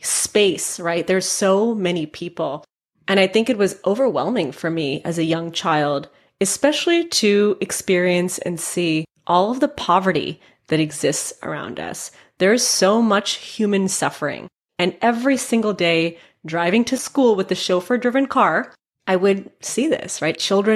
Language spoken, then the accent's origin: English; Mumbai, Maharashtra, India; also born or lived in San Francisco; So I was born in San Francisco, but my parents wanted us to experience our culture. I'm Indian. And so we moved to Bombay, India when I was 5.